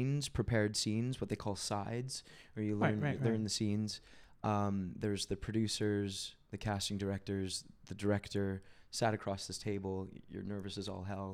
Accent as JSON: {"language": "English", "country": "Canada", "said": "I'm Canadian"}